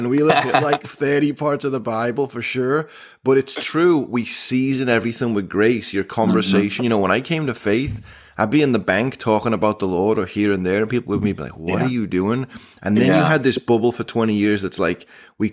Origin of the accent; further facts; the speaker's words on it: England, United Kingdom; moved away; growing up in England, we had hedgehog-flavored chips